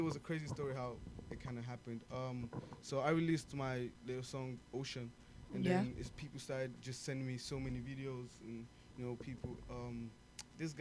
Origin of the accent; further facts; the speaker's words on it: Lagos, Nigeria; also born or lived in United States; now in United Kingdom; I'm from Africa type of stuff, and then whereabouts in Africa? Nigeria. Nigeria. Lagos